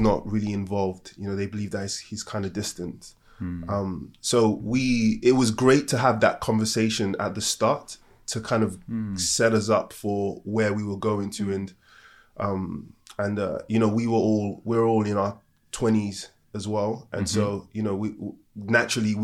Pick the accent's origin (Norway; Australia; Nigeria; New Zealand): Nigeria; I'm African and from Nigeria